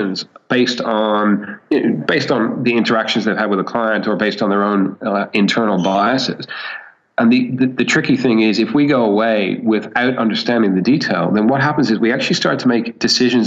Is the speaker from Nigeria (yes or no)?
no; Ireland; moved away as an adult; now in Sydney, Australia; I'm actually Irish and spent most of my formative years in Ireland